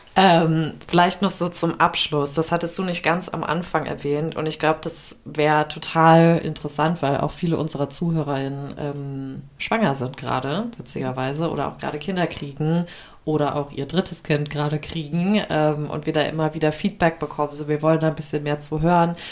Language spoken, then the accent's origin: German; Germany; wir Deutschen